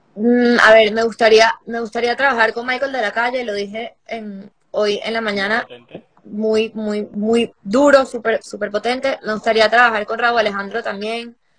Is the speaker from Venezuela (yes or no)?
yes; Venezuela; aunque soy venezolana, estoy trabajando mucho en Puerto Rico